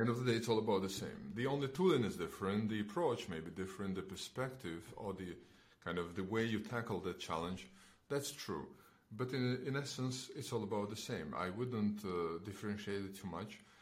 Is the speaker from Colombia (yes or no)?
no; Belarus; moved away as an adult; also born or lived in Estonia; I am originally coming from Belarus